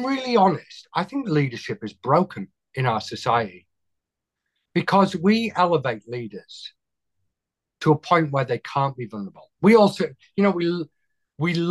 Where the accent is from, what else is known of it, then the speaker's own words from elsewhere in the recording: United Kingdom; accent: British; I know it's my accent, isn't it? It's what you guys would have sounded like if you didn't chuck us out of the country.